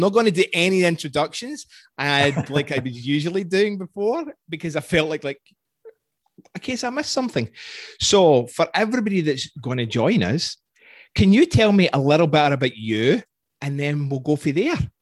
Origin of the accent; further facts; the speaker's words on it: Scotland, United Kingdom; accent: Scottish; moved away as an adult; now in Canada; being Scottish